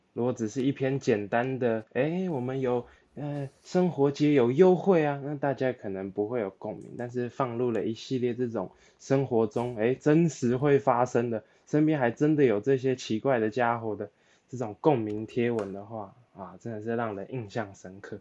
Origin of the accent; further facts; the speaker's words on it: Taipei, Taiwan; 连我这土生土长的内湖人都不想上班了